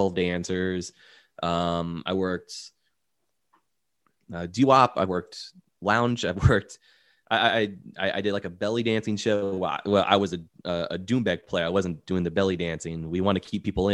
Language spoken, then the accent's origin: English; Orlando, Florida, United States; I was born and raised in Orlando